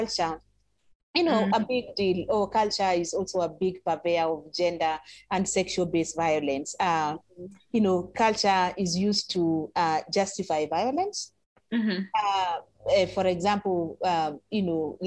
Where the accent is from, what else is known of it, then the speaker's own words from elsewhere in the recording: Ngong, Kenya; I grew up in Gong, so I speak Kikuyu